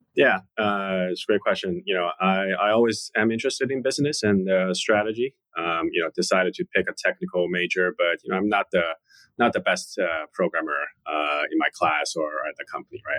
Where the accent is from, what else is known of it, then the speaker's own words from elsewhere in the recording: Shanghai, China; moved away as an adult; also born or lived in Charlottesville, Virginia; now in New York, United States; born and raised in Shanghai, China